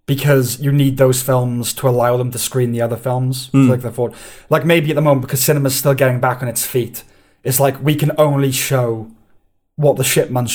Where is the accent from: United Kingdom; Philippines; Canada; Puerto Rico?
United Kingdom; Wales; Because we're Welsh...